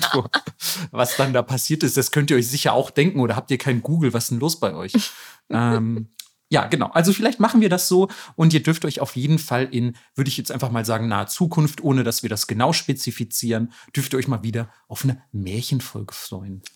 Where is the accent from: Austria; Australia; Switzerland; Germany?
Germany; Southern Germany; ich komme immerhin aus Süddeutschland